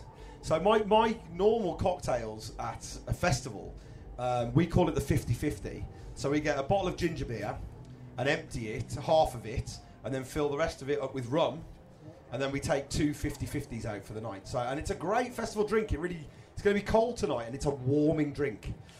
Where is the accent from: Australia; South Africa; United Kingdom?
United Kingdom; Midlands; now in London, United Kingdom; I live in London, so it's a very unfriendly, I'm from the Midlands, live in London